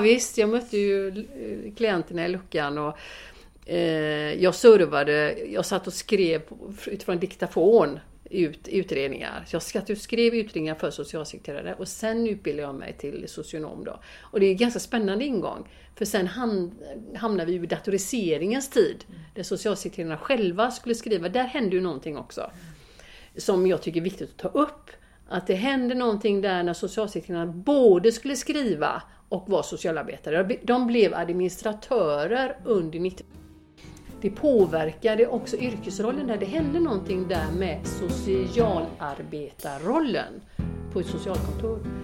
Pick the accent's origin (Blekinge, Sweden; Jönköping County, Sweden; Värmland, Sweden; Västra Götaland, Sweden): Västra Götaland, Sweden; Gothenburg; jag är uppvuxen i Biskopsgården